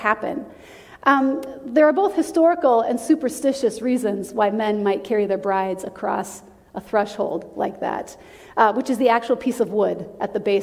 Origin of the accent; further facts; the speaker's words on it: South Dakota, United States; moved away; When I was growing up, I grew up in South Dakota